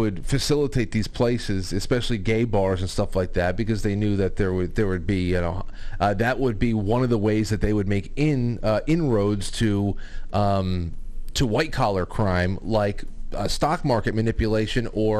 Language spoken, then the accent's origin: English; New York, United States; we're from New York.